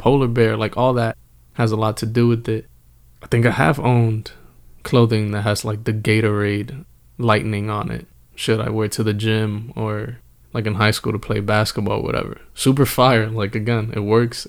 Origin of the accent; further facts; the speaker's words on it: Northeast, United States; we are from the Northeast.